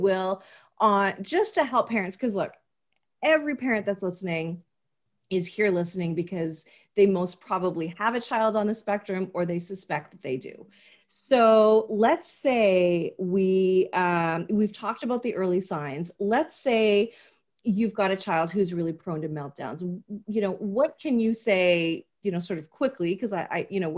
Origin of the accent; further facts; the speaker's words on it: Canada; as a Canadian